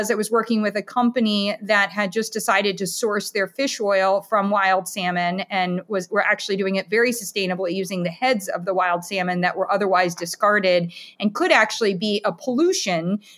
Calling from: Camden, Maine, United States; So I'm in Camden, Maine, so Midcoast Maine for anyone who is trying to find me on a map.

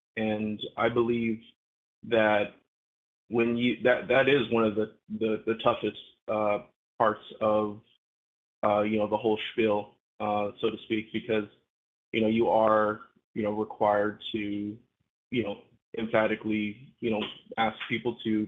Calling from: West Coast, United States; Adam, Jacob, this is … from the West Coast.

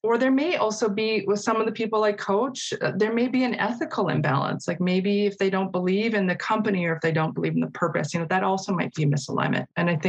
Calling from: Calgary, Alberta, Canada; I want to acknowledge that I'm participating from Mokinsis in Calgary, the traditional territories of the Blackfoot Confederacy.

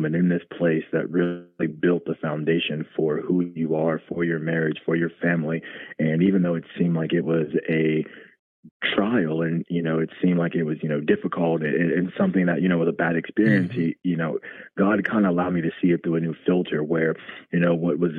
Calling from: Columbus, Ohio, United States; I'm from Columbus, Ohio.

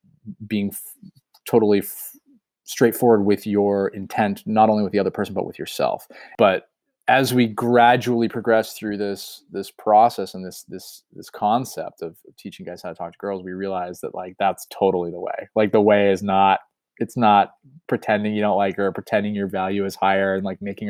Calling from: Massachusetts, United States; Yeah, I'm in rural Massachusetts presently.

